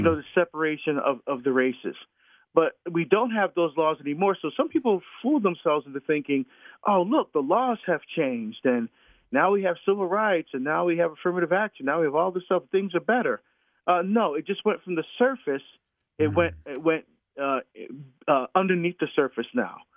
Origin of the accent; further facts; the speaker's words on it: Hillside, New Jersey, United States; moved away as an adult; also born or lived in Newark, New Jersey / Orange, New Jersey; now in Oregon, United States; I grew up in Hillside, but I but I, I went to St. Benedict's Prep in Newark